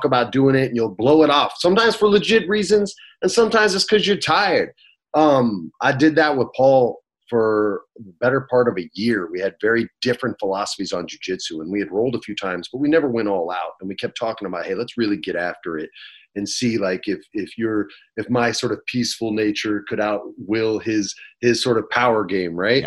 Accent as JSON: {"language": "English", "town": "Los Angeles", "region": "California", "country": "United States", "also_born_or_lived": "Albuquerque, New Mexico", "said": "He goes, \"Where are you from?\" I go, \"LA.\""}